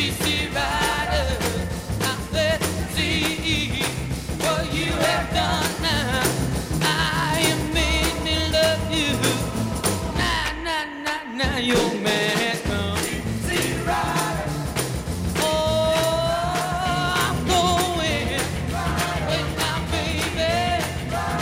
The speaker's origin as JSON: {"language": "English", "town": "Detroit", "region": "Michigan", "country": "United States", "tie": "born or raised there", "said": "I was a kid growing up in Detroit, and I was probably about 5 miles away from the Grandy Ballroom."}